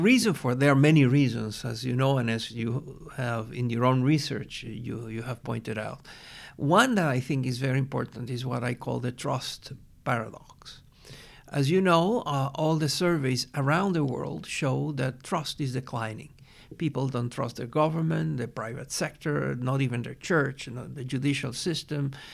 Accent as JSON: {"language": "English", "country": "Venezuela", "said": "I am from Venezuela."}